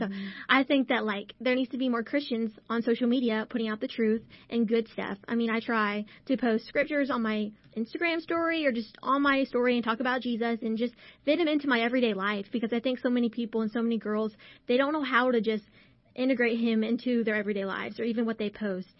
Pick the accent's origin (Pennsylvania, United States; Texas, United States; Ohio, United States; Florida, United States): Texas, United States; Burnet; my hometown